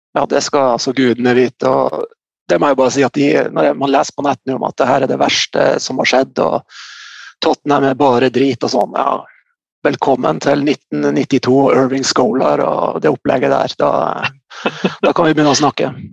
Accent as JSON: {"language": "Norwegian", "town": "Bardu", "region": "Troms", "country": "Norway", "tie": "born or raised there", "also_born_or_lived": "Salangen", "said": "jeg er opprinnelig fra Bardu, så jeg begynte å spille i Bardu"}